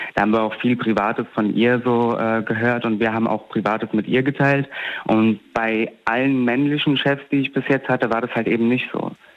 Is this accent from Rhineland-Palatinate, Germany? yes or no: yes; Alzey, Rhineland-Palatinate, Germany; ja aus Alzey